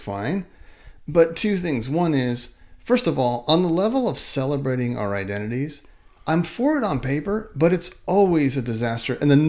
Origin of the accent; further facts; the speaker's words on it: Ireland; I hear you. I'm Irish.